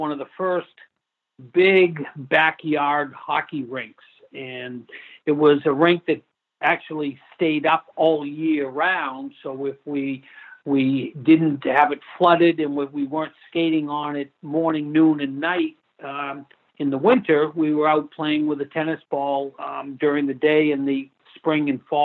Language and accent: English; Newton, Massachusetts, United States; I grew up in Newton, about a mile from the Boston College campus